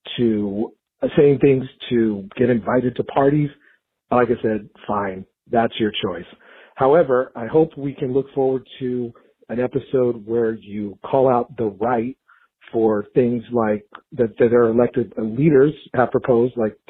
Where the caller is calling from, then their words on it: Los Angeles, California, United States; I'm calling from Los Angeles, California